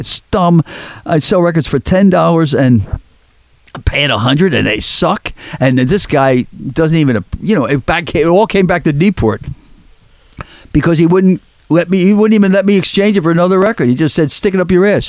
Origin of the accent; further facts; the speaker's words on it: Philadelphia, Pennsylvania, United States; I'm from Philly.